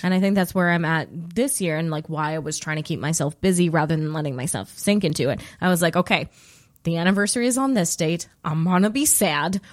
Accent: Alberta, Canada; moved away; where I'm from Alberta and I live here now

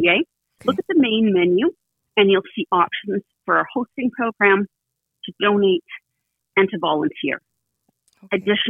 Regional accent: Canada; as a Canadian

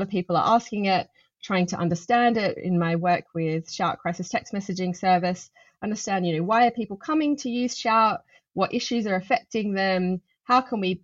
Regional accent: Adelaide, South Australia, Australia; now in London, United Kingdom; growing up in Adelaide, surrounded by bushland in my family's house

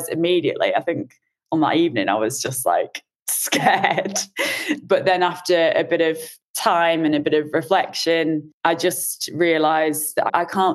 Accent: Yorkshire and the Humber, United Kingdom; moved away as an adult; now in Sweden; I'm from Yorkshire, England

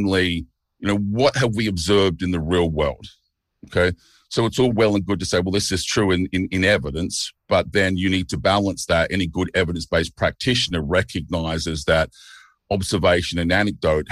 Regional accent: Melbourne, Victoria, Australia; moved away as an adult; now in Chiang Mai, Thailand; I grew up in Port Melbourne, but I live in Thailand now, in Chiang Mai.

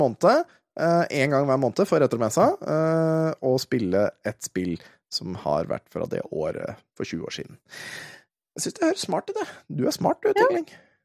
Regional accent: Våler, Østfold, Norway; jeg kommer fra Våler i Østfold. Eh, og Våler i Østfold, når jeg var ung gutt, eh, der var det jo flere asylmottak

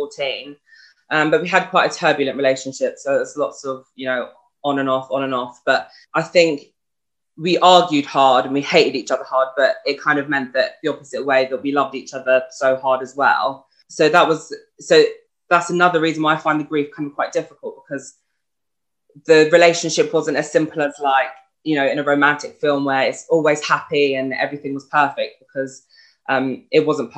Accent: Brighton, South East England, United Kingdom; I'm 25 and I'm from Brighton

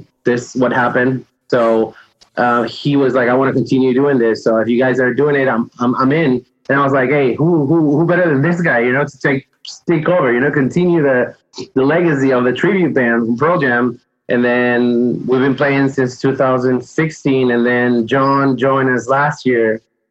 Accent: Peru; moved away; I'm from Peru

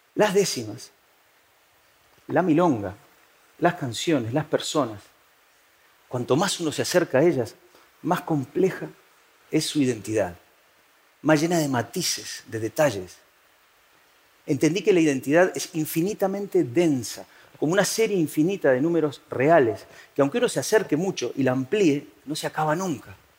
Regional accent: Uruguay; moved away as an adult; now in Spain; No hacía mucho yo me había ido a vivir desde Uruguay, de donde soy, a España

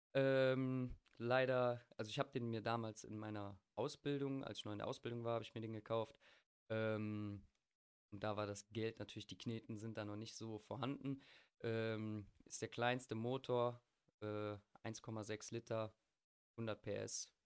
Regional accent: Bergisch Gladbach, North Rhine-Westphalia, Germany; ich komme aus Bergisch Gladbach, wo der Angelo ja eigentlich auch ursprünglich herkommt.

